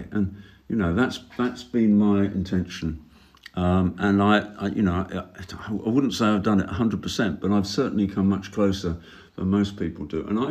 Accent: United Kingdom; moved away as an adult; I grew up in Britain, which is not the sunniest place in the world.

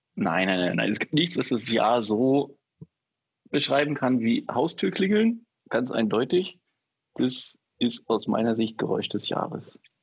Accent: former East Germany, Germany; moved away; ich bin ja in der ehemaligen DDR aufgewachsen

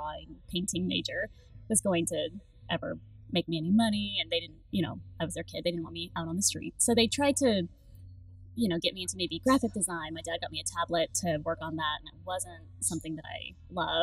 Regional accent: Anchorage, Alaska, United States; now in Dallas, United States; I grew up in Anchorage, Alaska. I was born and raised there

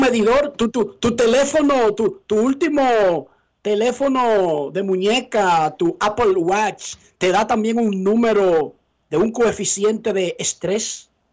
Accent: Herrera, Distrito Nacional, Dominican Republic; moved away; salí de Herrera Dionisio

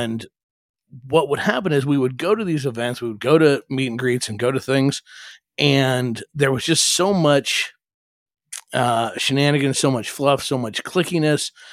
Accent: Omaha, Nebraska, United States; I grew up in Omaha

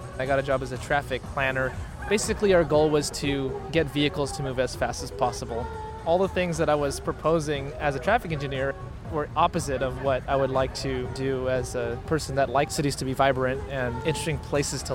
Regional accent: San Jose, California, United States; We're from East San Jose.

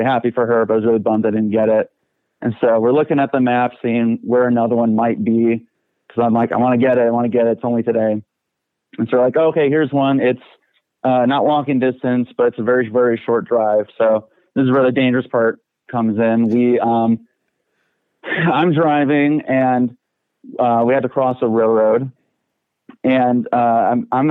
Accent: Aurora, Illinois, United States; I was born in Aurora, Illinois.

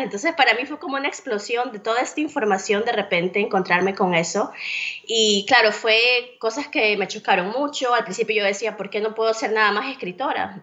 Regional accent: Guayaquil, Guayas, Ecuador; moved away as an adult; also born or lived in Iowa, United States; now in Tennessee, United States; soy originalmente de Ecuador, de la ciudad de Guayaquil. Allí nací, crecí y viví buena parte de mi vida adulta.

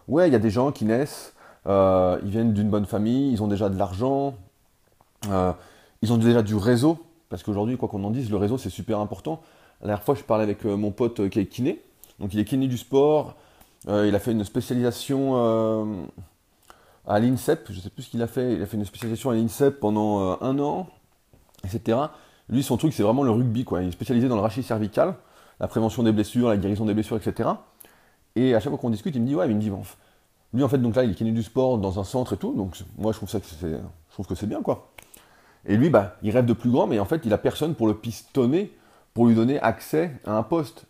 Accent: France; en tant que Français

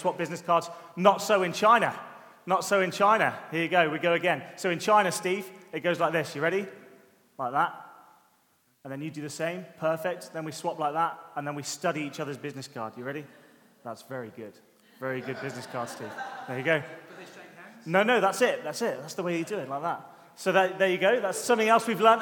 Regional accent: United Kingdom; being a Brit

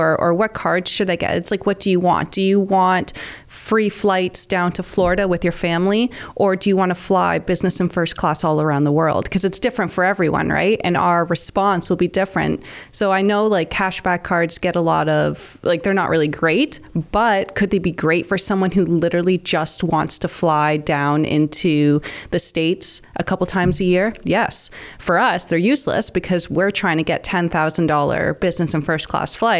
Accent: St. Catharines, Ontario, Canada; I grew up in St. Catharines, born and raised, never left

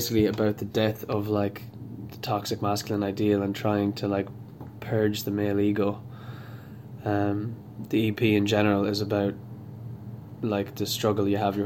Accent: Sligo, Connacht, Ireland; I am an artist from Sligo

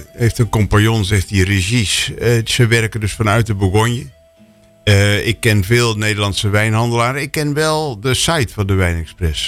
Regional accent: Netherlands; ik ben een Nederlander

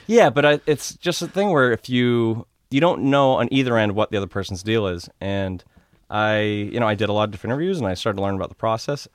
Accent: Norwood, Massachusetts, United States; also born or lived in Walpole, Massachusetts; Grew up, uh, Norwood slash Walpole, Mass.

